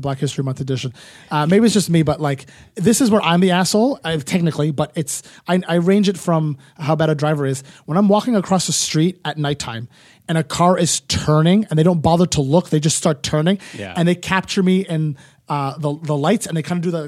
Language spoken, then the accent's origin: English; Ottawa, Ontario, Canada; now in Toronto, Canada; I'm from Ottawa in the burbs.